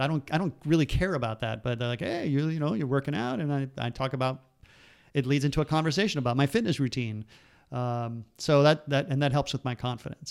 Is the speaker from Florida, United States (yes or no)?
yes; Miami, Florida, United States; we grew up in Miami